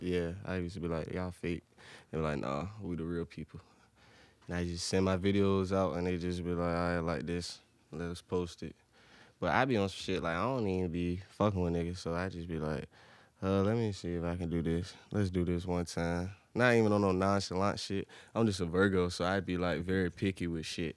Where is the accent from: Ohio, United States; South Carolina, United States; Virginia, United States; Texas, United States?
Virginia, United States; Portsmouth; I'm from Portsmouth